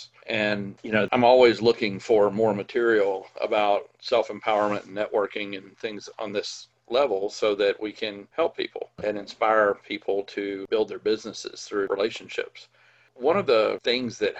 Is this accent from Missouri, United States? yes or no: no; Mississippi, United States; I grew up in Mississippi, of all places.